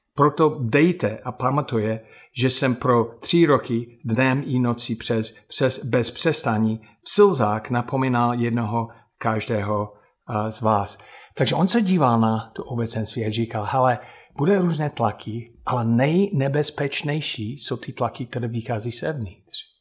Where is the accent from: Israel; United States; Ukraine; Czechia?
United States; Czech is a second language; moved away; já jako Američan